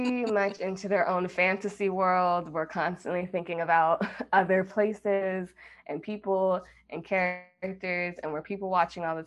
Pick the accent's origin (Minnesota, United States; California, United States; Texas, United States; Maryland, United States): Texas, United States; Austin; moved away as an adult; now in Chicago, United States; I grew up in Chicago for 7 years, and then my mom remarried and we moved to Austin.